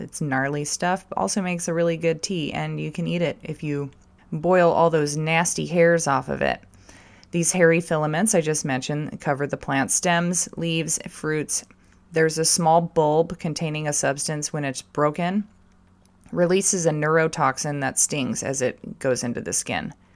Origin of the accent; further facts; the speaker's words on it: California, United States; still the same shit kicker I was growing up in California